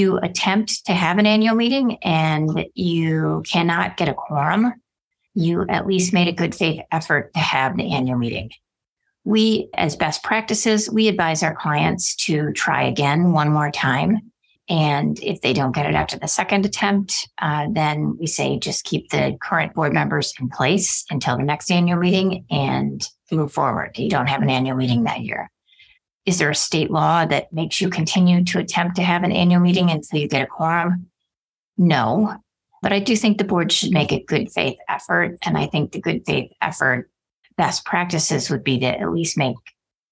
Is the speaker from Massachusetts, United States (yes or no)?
no; Wisconsin, United States; now in Arizona, United States; I'm from Wisconsin